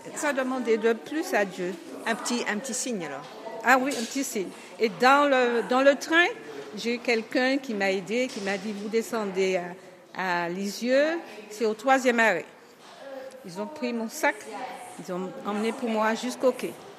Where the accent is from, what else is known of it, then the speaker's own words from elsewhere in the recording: Martinique; De la Martinique